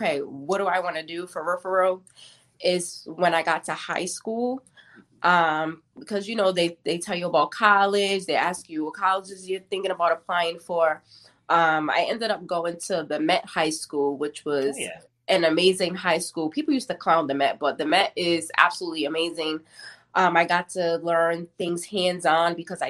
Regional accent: Providence, Rhode Island, United States; I grew up on the west end of Providence

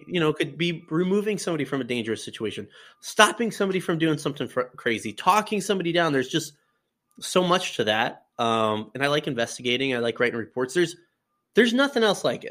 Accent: Colorado, United States; moved away as an adult; now in Iowa, United States; I, I born and raised in Colorado, lived there pretty much all my life

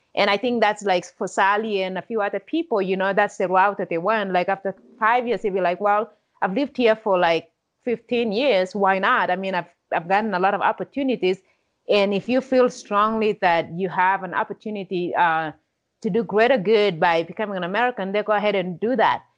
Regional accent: Kenya; now in United States; without growing up in Kenya, I don't know if I would be the person that I am today.

